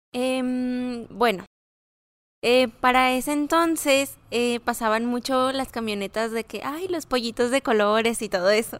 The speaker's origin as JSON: {"language": "Spanish", "town": "Cancún", "region": "Quintana Roo", "country": "Mexico", "moved": "yes", "lives_now": "Ciudad Juárez, Mexico", "said": "Soy de Cancún, Quintana Roo."}